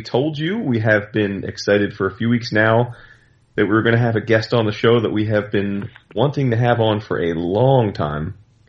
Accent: New Jersey, United States; I grew up in Central Jersey, so not far geographically from where you're talking about, and we were totally believers in the Pine Barrens in the Jersey Devil.

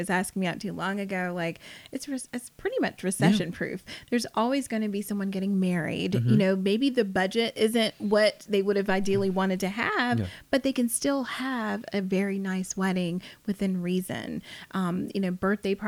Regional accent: South Carolina, United States; now in Atlanta, United States; I am based in Atlanta. I'm from South Carolina originally

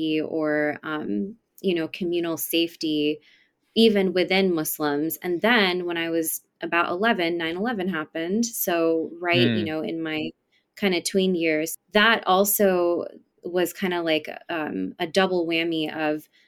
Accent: East Bay area, California, United States; also born or lived in San Francisco, California; I was born in San Francisco, California, and I grew up in the East Bay area

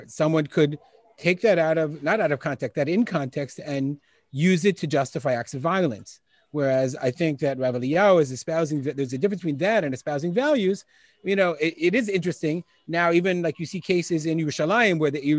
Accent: United States; now in Israel; I'm actually Israeli, but I'm from America originally

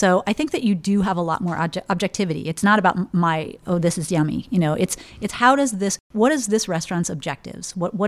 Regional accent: Oak Ridge, Tennessee, United States; also born or lived in Germany / California; I kind of grew up all over the place, a little bit kind of bi-coastally and abroad for quite a bit. My dad was a nuclear physicist, so he did a lot of popping around. So I was in Oak Ridge, Tennessee in kind of middle school, and West Germany and Cali

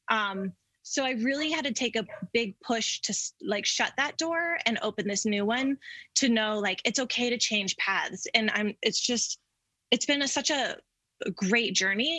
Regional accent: Denver, Colorado, United States; I grew up in Denver and never left.

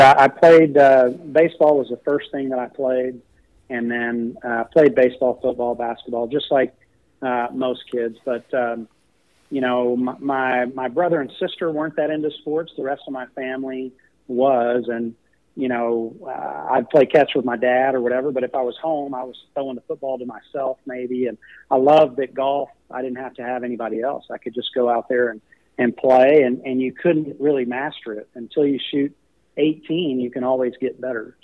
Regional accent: College Station, Texas, United States; also born or lived in Knoxville, Tennessee; I grew up in College Station

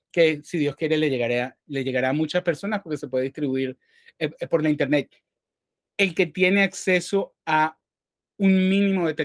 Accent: Venezuela; now in New York, United States; crecí en Venezuela

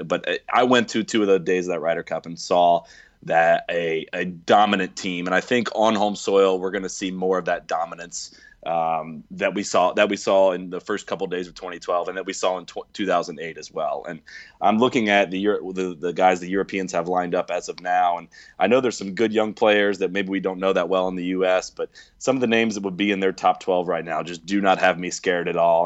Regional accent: United States; I'm an American

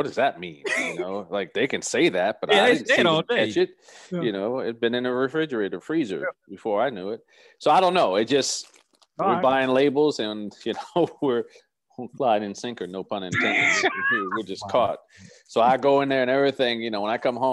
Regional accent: Scotch Plains, New Jersey, United States; moved away; I'm from a little parochial town called Scotch Plains, New Jersey, which is probably 45 minutes south of Manhattan, New York

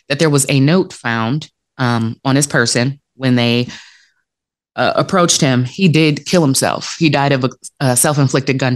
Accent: Detroit, Michigan, United States; the city of Detroit, which is my hometown

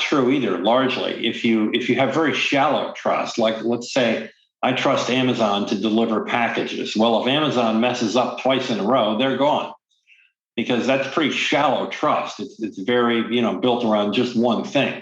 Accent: Midwest, United States; moved away as an adult; also born or lived in New York City; I'm an American. I grew up in the Midwest.

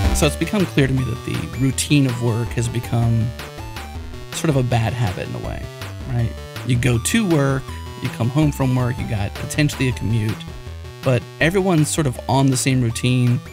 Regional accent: Pittsburgh, Pennsylvania, United States; My hometown where I grew up was a coal miner town. I grew up in Pennsylvania, Pittsburgh

